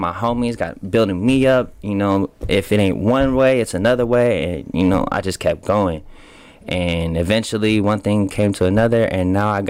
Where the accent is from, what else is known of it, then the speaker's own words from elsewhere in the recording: Portland, Oregon, United States; born there; also born or lived in West Coast; I was born in Portland, Oregon. You feel me? And then I went into the foster care system early, and pretty much grew up and down the West Coast.